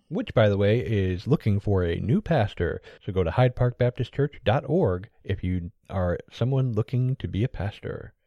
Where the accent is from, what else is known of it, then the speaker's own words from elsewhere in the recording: United States; I'm American.